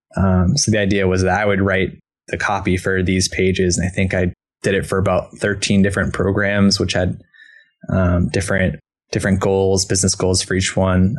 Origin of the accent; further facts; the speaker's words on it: East Coast, United States; moved away as an adult; now in Portland, United States; I'm from the East Coast originally